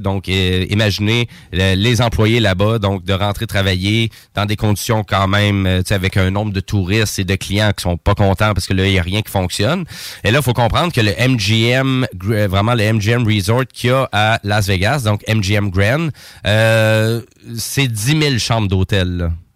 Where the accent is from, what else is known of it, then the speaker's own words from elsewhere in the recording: Saint-Georges, Quebec, Canada; je viens de Saint-Georges de Beauce